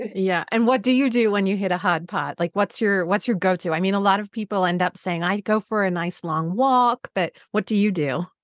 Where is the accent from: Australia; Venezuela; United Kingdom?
Australia; moved away; being Australian